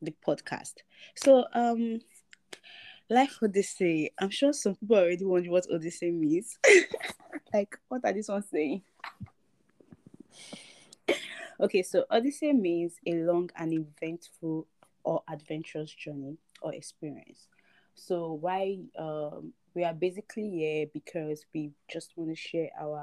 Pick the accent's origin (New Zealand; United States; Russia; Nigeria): Nigeria; moved away as an adult; now in Canada; I am a Nigerian and I am a Yoruba girl